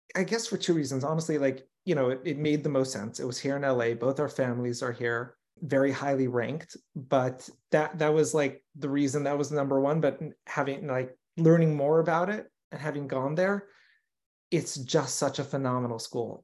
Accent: Los Angeles, California, United States; also born or lived in New York; grew up here in L

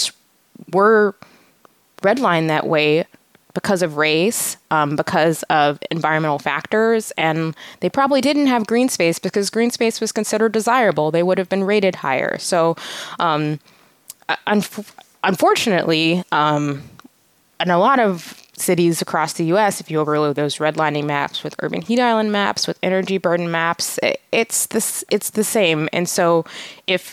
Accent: Atlanta, Georgia, United States; I grew up in Atlanta in a primarily African-American community

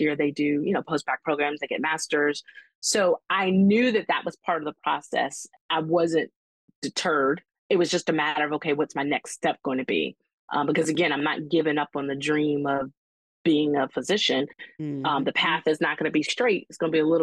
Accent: Hampton, Virginia, United States; I knew all about Hampton because this is my hometown

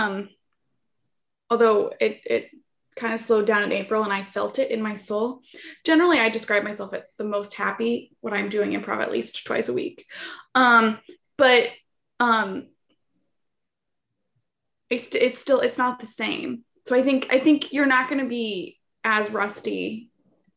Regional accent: Ohio, United States; moved away; I'm from Ohio originally.

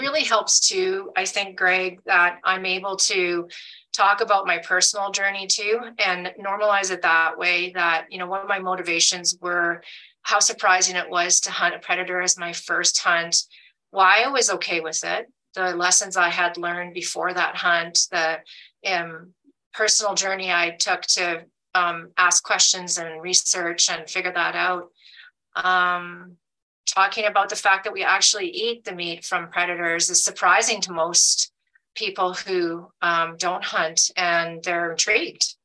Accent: Alberta, Canada; moved away as an adult; now in United States; I'm a Canadian, I, I've lived in the States now since 2019, but I lived, I grew up in Alberta

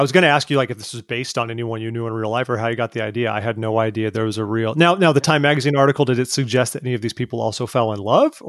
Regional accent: Orange County, California, United States; So I actually grew up in Orange County, if you know where your Belinda and Brea are. That's where I grew up.

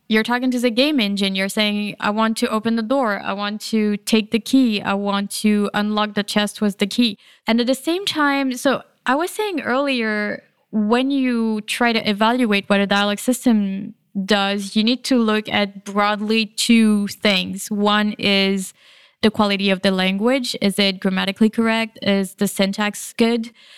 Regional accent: France; moved away; I grew up in France, and it's a bit different in France.

